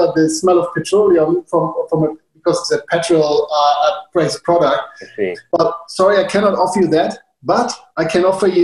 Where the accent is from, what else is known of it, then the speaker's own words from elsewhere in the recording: Hamburg, Germany; English is a second language; moved away as an adult; now in Ericeira, Portugal; Originally, I'm from Germany.